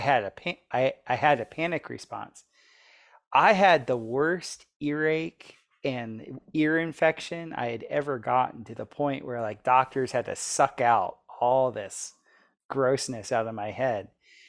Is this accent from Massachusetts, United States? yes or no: no; Florida, United States; So I grew up in Florida, I was always swimming in the ocean and in natural bodies of water all the time.